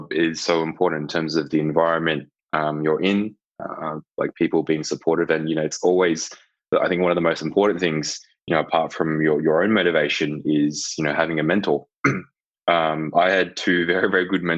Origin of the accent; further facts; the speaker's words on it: Melbourne, Victoria, Australia; moved away as an adult; also born or lived in Hong Kong / Gold Coast; now in Townsville, Australia; I was born overseas. I'm from Hong Kong originally. Moved to Melbourne when I was two, and then after I did school